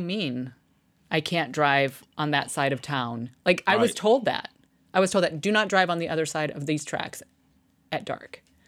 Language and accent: English; Midwest, United States; moved away as an adult; now in Texas, United States; I'm from the Midwest, right?